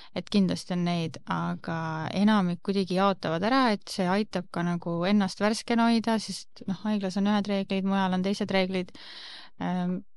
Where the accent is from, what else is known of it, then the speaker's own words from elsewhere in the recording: Rapla, Rapla County, Estonia; moved away as an adult; now in Tallinn, Estonia; olen tegelikult Raplast pärit äh,, olen lõpetanud Rapla Ühisgümnaasiumi ja elan, olengi Tallinnas